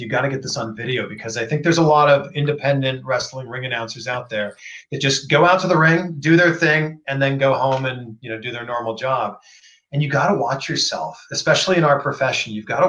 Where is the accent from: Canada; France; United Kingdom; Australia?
Canada; Toronto, Ontario